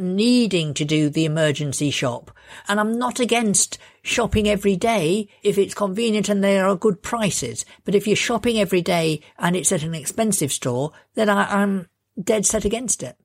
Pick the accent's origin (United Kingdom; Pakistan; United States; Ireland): United Kingdom; Lincolnshire, East Midlands; I come from Lincolnshire